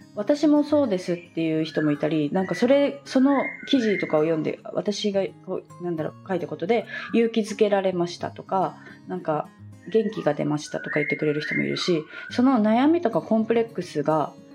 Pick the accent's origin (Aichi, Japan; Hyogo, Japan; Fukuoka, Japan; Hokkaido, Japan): Fukuoka, Japan; moved away; also born or lived in Miyazaki / Bali; 私は福岡出身で